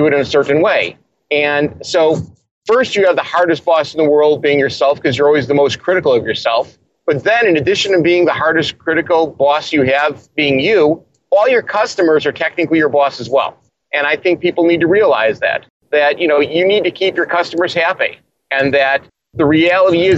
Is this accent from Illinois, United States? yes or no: yes; Chicago, Illinois, United States; I'm from Chicago, and I'm a Bears fan